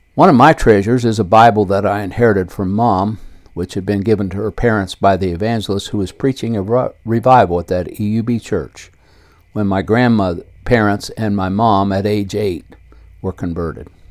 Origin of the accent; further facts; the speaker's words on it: Circleville, Ohio, United States; I was born on May 19, 1949, in west central Ohio and raised in Circleville, Ohio, a small city 25 miles south of Columbus